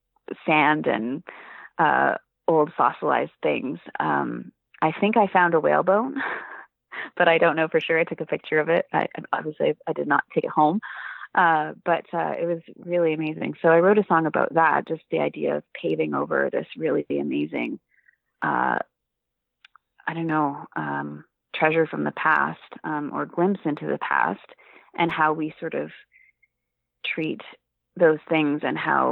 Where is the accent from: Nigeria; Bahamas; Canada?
Canada; Vancouver, British Columbia; I grew up in Vancouver and went to the Vancouver Aquarium as a kid